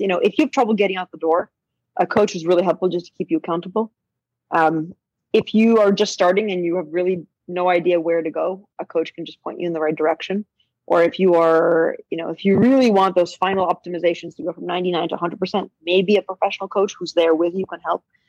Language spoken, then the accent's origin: English; Boston, Massachusetts, United States; I grew up in Boston